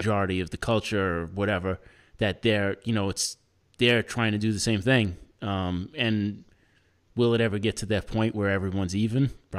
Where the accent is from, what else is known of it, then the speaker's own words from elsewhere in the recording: New York City, New York, United States; And like I feel like it's easier for me as a New Yorker because everyone around me is all different. Everyone, it's like every type of person is in New York.